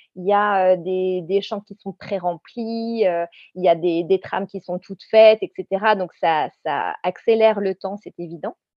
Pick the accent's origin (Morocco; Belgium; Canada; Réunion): Réunion; je viens de la Réunion